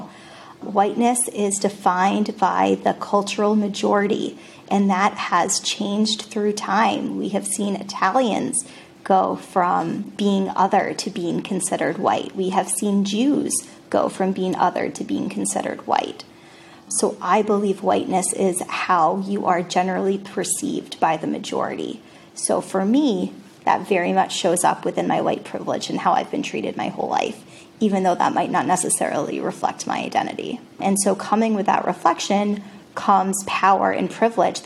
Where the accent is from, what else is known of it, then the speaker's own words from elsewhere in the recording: Rhode Island, United States; now in West Newton, United States; I grew up in Rhode Island.